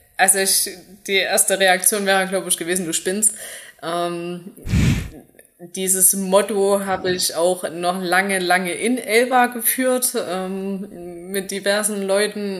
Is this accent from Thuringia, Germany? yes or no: yes; Zeulenroda, Thuringia, Germany; also born or lived in Pausa; ich bin in Zürnroda zur Schule gegangen